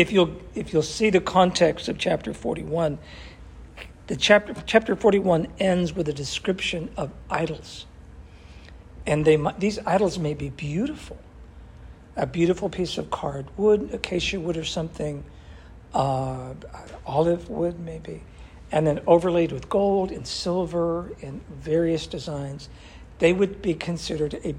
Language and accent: English; New England, United States; I grew up with horses in New England